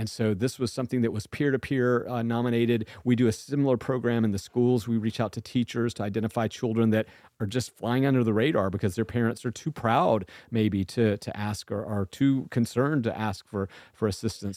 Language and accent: English; Huntsville, Alabama, United States; also born or lived in Georgia; now in North Carolina, United States; I was born in Huntsville, Alabama